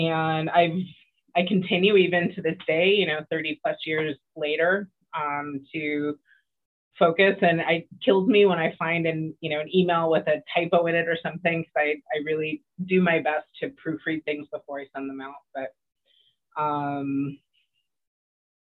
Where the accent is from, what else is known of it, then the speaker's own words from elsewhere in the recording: Oxnard, California, United States; now in Los Angeles, United States; So born and raised Southern California. I grew up in Oxnard, which is about an hour and a half-ish north of Los Angeles, where I am now